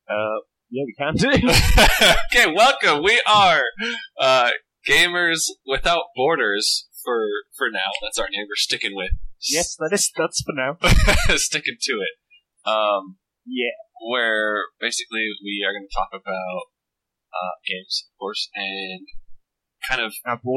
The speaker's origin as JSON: {"language": "English", "country": "United States", "also_born_or_lived": "Reading, California", "said": "I am from the United States on the East Coast right now."}